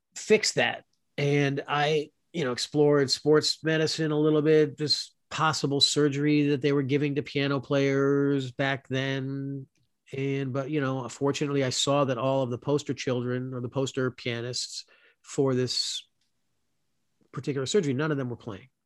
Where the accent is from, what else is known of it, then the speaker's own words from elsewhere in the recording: South Florida, United States; moved away; also born or lived in Louisville, Kentucky; I'm a kid from Florida, you know, from South Florida. That's where I grew up